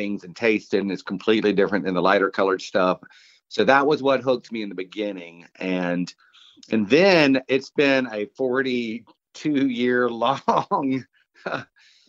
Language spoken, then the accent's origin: English; Savannah, Georgia, United States; I'm from Savannah.